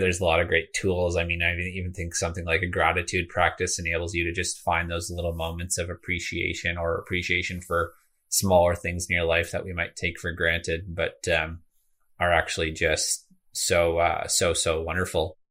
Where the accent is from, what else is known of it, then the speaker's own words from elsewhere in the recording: greater Toronto area, Ontario, Canada; I actually grew up in kind of the greater Toronto area as well as a small town an hour east of this city, uh, for about a decade.